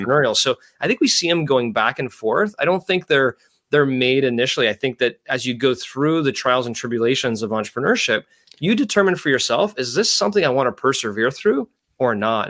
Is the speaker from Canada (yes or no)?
yes; Canada; growing up in Canada